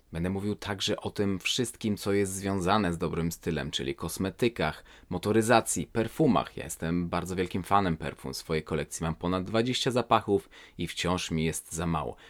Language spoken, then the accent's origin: Polish; Warsaw, Masovian Voivodeship, Poland; moved away as an adult; now in Sweden; jestem osobą urodzoną w 1985 roku w Warszawie